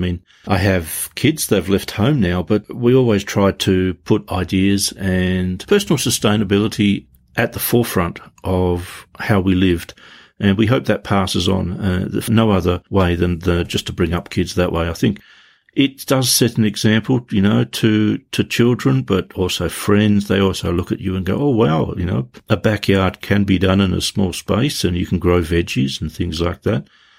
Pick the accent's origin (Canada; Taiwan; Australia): Australia; Tasmania; I grew up in Tasmania, and around the 80s, we had the Hydroelectric Corporation, which was the energy company that ran Tasmania.